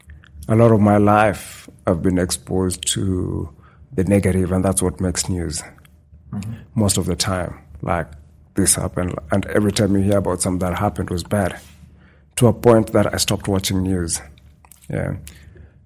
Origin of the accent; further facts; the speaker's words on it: Western Kenya, Kenya; moved away as an adult; also born or lived in Nairobi, Kenya; now in Saskatchewan, Canada; I grew up in a small town in the western part of the country